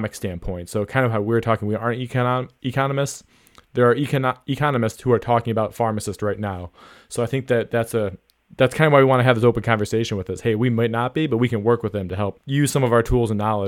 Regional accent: Midwest, United States; we're both from the Midwest

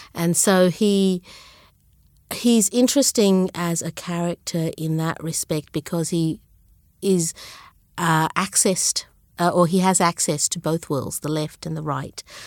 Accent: Brisbane, Queensland, Australia; English is a second language; also born or lived in Sri Lanka / Zambia / Melbourne; I grew up in Brisbane

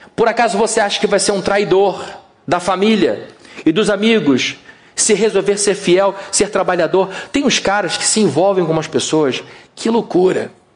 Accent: Rio de Janeiro, Brazil; O nosso Rio de Janeiro

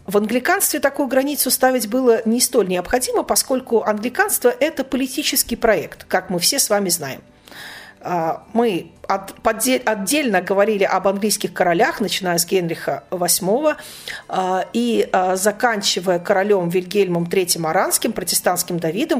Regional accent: Obninsk, Kaluga Oblast, Russia; в том приходе, в котором я выросла, а, в Обнинске

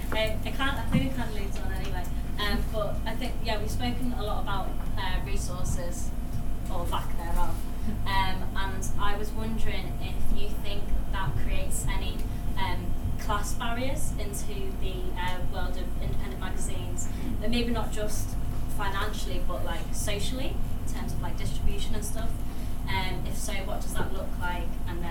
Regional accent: Birkenhead, North West England, United Kingdom; now in London, United Kingdom; I'm from Birkenhead. I never saw magazines like this until I moved to London

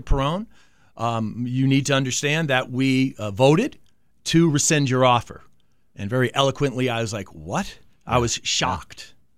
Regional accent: Manchester, Connecticut, United States; moved away as an adult; also born or lived in Carson City, Nevada; grew up in Manchester, Connecticut

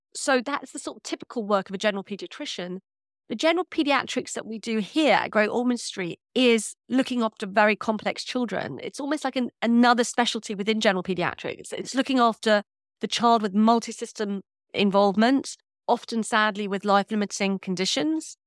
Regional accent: London, United Kingdom; also born or lived in Birmingham / Central Australia / South India; I'm from North London

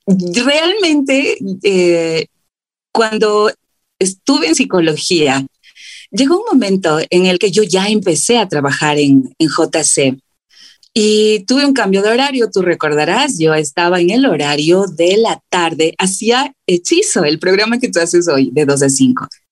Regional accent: Quito, Pichincha, Ecuador; yo soy acá de Quito, vengo de una familia muy grande

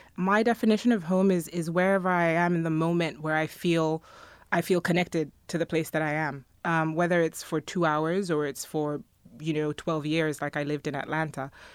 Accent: Ghana; now in United States; I come from Ghana, so I grew up as a majority

